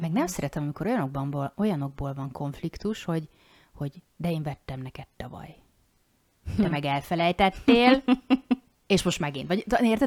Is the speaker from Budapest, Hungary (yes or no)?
no; Zala, Hungary; now in Győr, Hungary; Én ugye Zalai vagyok, és mi sok mindent máshogy szoktunk azért mondani